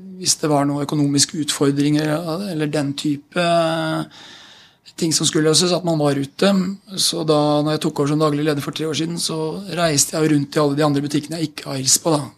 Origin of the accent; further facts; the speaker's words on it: Fredrikstad, Østfold, Norway; moved away as an adult; also born or lived in Mannheim, Germany / Basel, Switzerland; now in Oslo, Norway; jeg vokste opp i Fredrikstad.